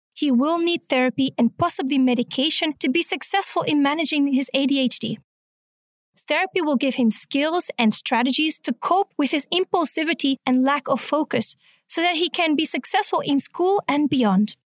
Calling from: Munich, Bavaria, Germany; I'm calling from Munich, Germany

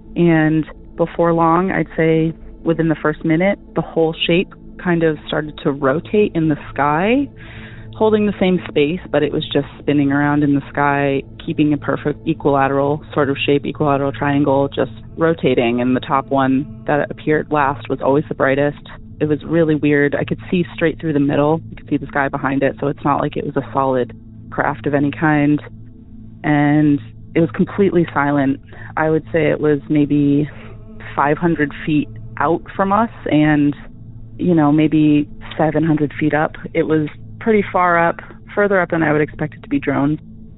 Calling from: Massachusetts, United States; I'm calling from Massachusetts

